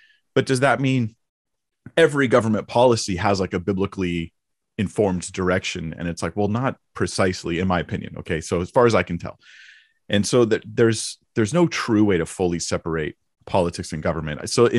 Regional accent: California, United States; I grew up in Orange County. Well, North Orange County.

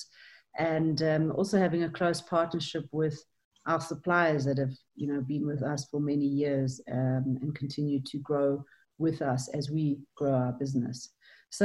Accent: South Africa; I am South African

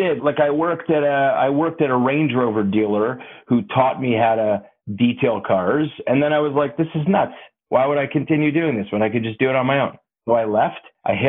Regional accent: Toronto, Ontario, Canada; I grew up in Toronto

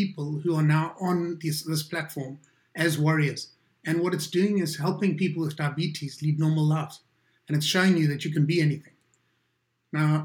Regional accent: South Africa; As a South African

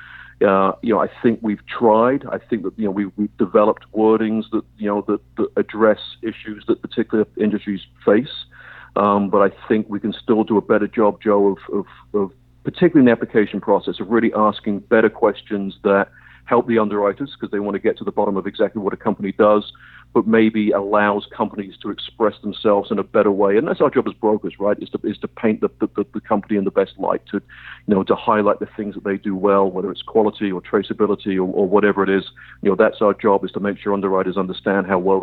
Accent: England, United Kingdom; I'm English

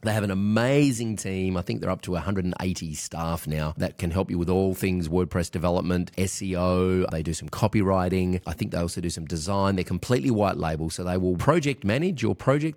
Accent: Australia; I'm Australian

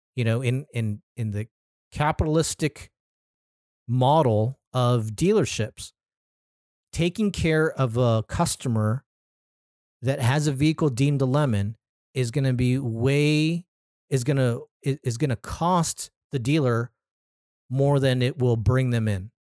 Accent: Anaheim, California, United States; my hometown, City of Anaheim.

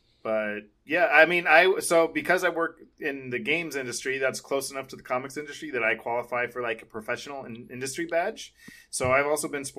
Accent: San Diego, California, United States; we're all from San Diego

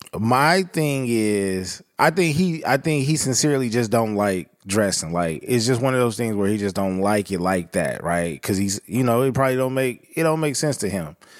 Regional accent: Southern California, United States; growing up in Southern California

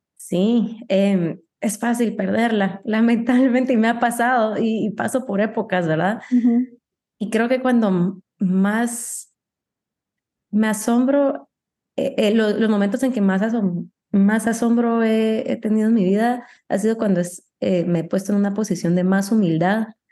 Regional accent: Guatemala; also born or lived in United States / Paris; como guatemalteca

